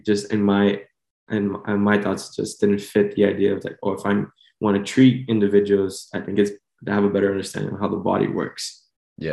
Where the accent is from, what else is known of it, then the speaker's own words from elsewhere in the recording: Miami, Florida, United States; also born or lived in Honduras (ancestry); I was born and raised here in Miami